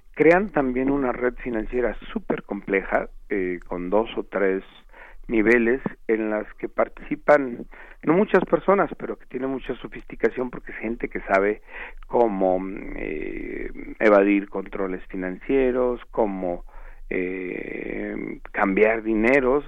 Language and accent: Spanish; Mexico; preguntémonos como mexicanos